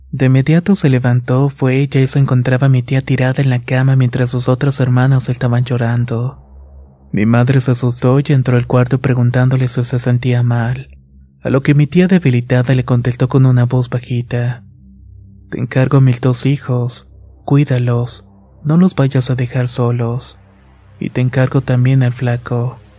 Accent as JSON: {"language": "Spanish", "region": "Michoacán", "country": "Mexico", "said": "Hasta no sé quién les diría a mis abuelos que la llevaron a un curandero y así fue. Somos de Michoacán y la llevaron a Guanajuato con un curandero bastante bueno."}